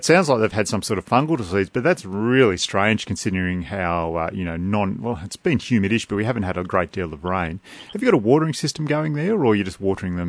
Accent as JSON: {"language": "English", "country": "Australia", "said": "Okay, we're Aussie here, aren't we? We're not American."}